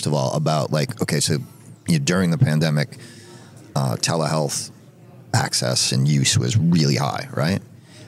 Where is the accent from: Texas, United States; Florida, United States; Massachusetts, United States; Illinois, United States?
Massachusetts, United States; Boston; I am on the show floor at DTC in Boston, my hometown, if you didn't just hear that in my voice